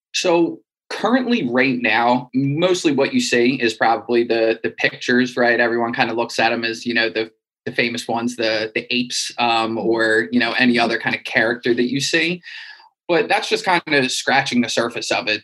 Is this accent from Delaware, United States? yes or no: yes; Wilmington, Delaware, United States; I'm from Wilmington, Delaware, in the United States